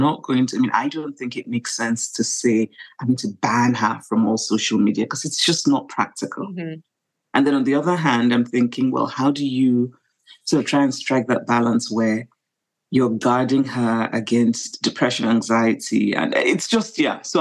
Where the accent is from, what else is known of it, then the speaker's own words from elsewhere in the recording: Nigeria; being Nigerian, being African